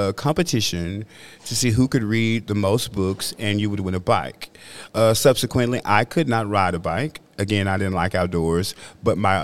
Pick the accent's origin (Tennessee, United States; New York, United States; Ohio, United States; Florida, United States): Tennessee, United States; Memphis; growing up, it was 6th Street in Bethel, right up the street here